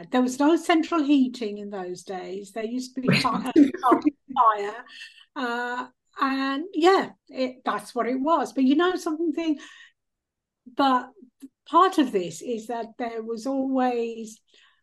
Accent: India; now in United Kingdom; I was born in India

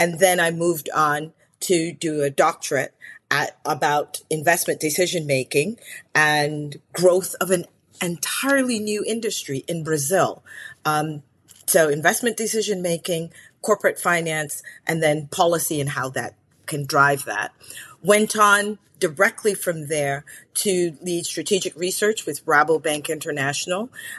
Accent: Belize; I'm originally from Belize in Central America, and I'm Garinagu in culture.

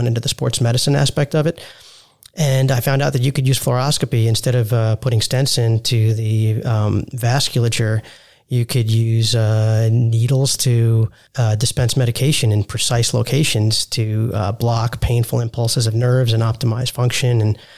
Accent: New York, United States; moved away as an adult; also born or lived in Salt Lake City, Utah / Texas; now in Dallas, United States; I'm born and raised in New York to immigrants who are both physicians as well

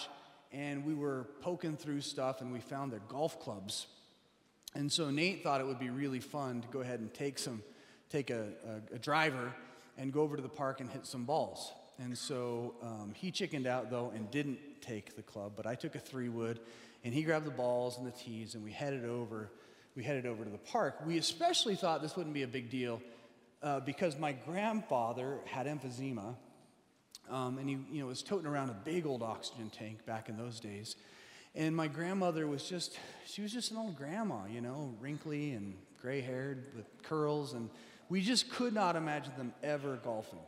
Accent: Colorado, United States; now in Seattle, United States; We grew up in Colorado

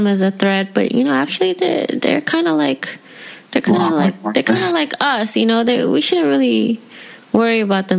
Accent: Philippines; that's why I always just reference the Philippines because I am Filipino.

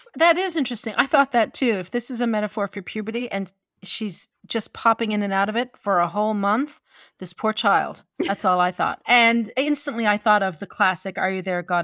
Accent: St. John's, Newfoundland and Labrador, Canada; I'm from Newfoundland and I am a townie. I am called a townie 'cause I am from the capital city.

